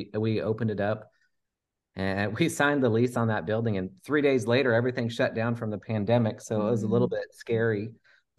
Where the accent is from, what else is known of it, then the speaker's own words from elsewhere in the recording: Oregon, United States; now in Texas, United States; I moved to Texas from Oregon